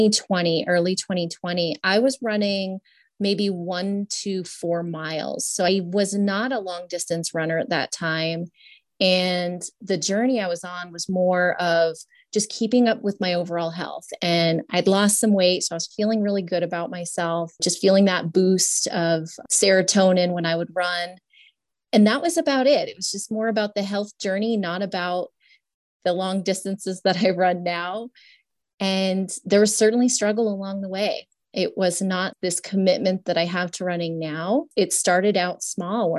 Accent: New Hampshire, United States; moved away as an adult; now in Colorado Springs, United States; I'm from New England. So born and raised in New Hampshire.

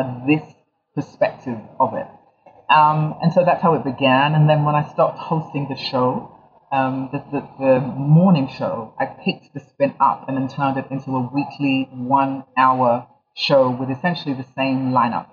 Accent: London, United Kingdom; also born or lived in Ghana; Yeah, so I was born in London. I'm Ghanaian, and I was born in London. I was partially raised between Ghana and London. I went to school in London

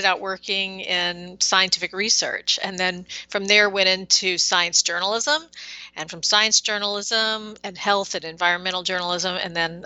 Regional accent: Lakeland, Florida, United States; moved away as an adult; also born or lived in Wales / North Texas / Salt Lake City; I am born and raised in Lakeland

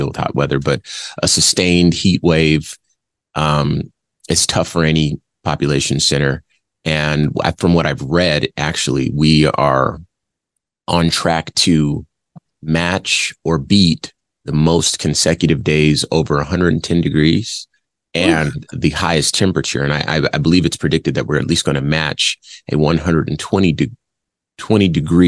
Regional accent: Phoenix, Arizona, United States; also born or lived in Compton, California; I live in Phoenix, and I have lived in Phoenix since I was a kid. You know, I was born in Compton, but I moved here when I was 7 years old

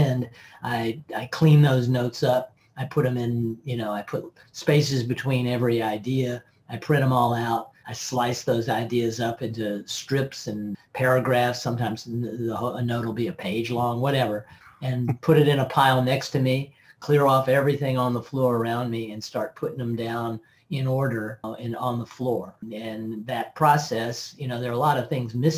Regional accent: Tennessee, United States; I'm from Tennessee

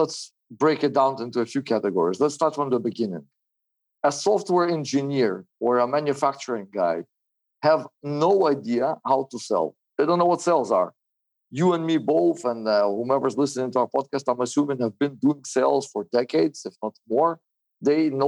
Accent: Israel; also born or lived in Soviet Union; I was born in the Soviet Union in 1981, moved to Israel in the 90s

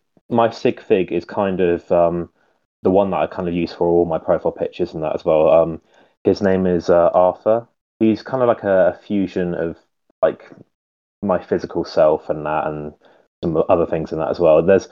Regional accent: United Kingdom; now in Isle of Wight, United Kingdom; mainly on Instagram and Flickr. I'm from the United Kingdom. I live on a very small little island called the Isle of Wight.

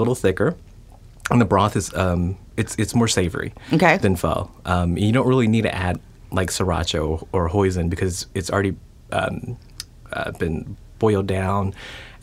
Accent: Lafayette, Louisiana, United States; I grew up in Lafayette.

